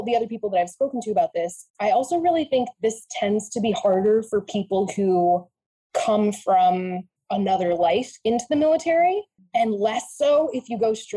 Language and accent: English; Vermont, United States; I grew up in Vermont